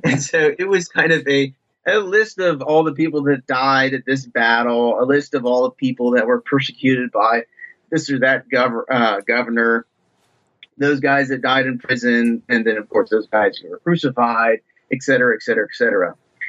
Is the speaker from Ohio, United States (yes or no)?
yes; Ohio, United States